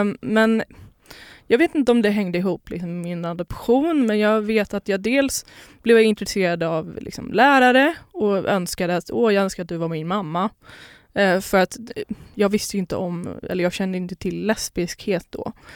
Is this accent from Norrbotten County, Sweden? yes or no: no; Lidingö, Stockholm County, Sweden; also born or lived in Poland / Skåne; Jag är uppväxt på Lidingö